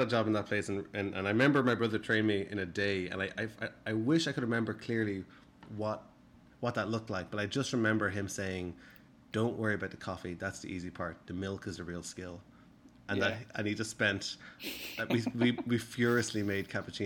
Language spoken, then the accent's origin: English; Skerries, Leinster, Ireland; moved away as an adult; now in United States; I used to work in an Italian restaurant in my hometown in Skerries, in just north of Dublin.